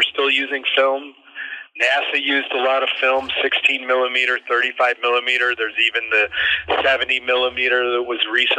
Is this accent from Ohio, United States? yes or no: yes; Cleveland, Ohio, United States; I grew up in Cleveland, Ohio